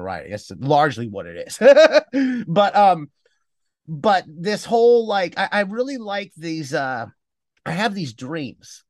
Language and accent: English; Cleveland, Ohio, United States; moved away as an adult; also born or lived in Cincinnati, Ohio; I was born in Ohio, lived in the Midwest. I grew up in Cleveland, Ohio